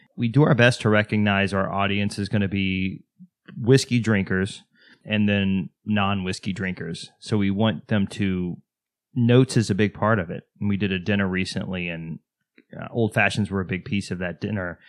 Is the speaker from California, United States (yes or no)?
no; Texas, United States; I'm from Texas, Southern Baptist Church